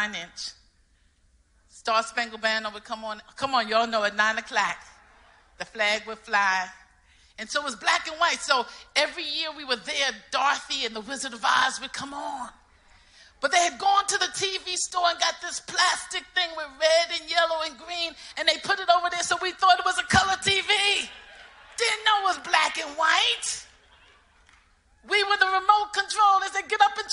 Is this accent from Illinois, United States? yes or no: no; New York City, New York, United States; I'm from New York City, the party town